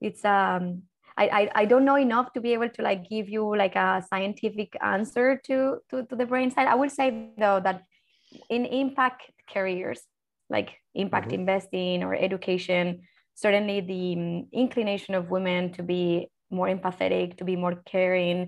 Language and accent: English; Colombia; moved away; me as a Colombian, as a Latin American